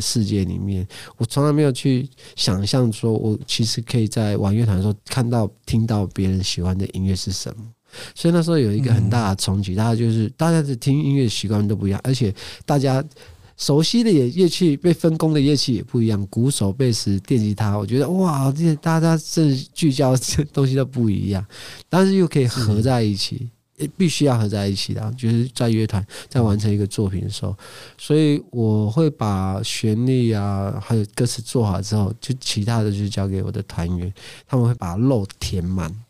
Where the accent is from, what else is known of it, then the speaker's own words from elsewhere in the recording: Amis area, Taiwan; first language Amis; Chinese is a second language; 我自己的族群，甚至我自己的部落